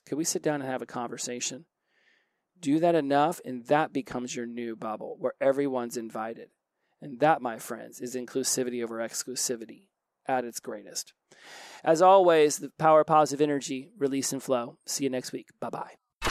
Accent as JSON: {"language": "English", "region": "Oklahoma", "country": "United States", "said": "I'm from Oklahoma"}